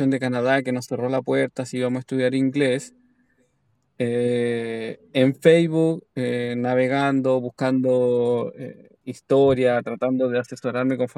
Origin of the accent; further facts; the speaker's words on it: Chile; now in Australia; Que esto comienza, esta aventura comienza todo en Chile.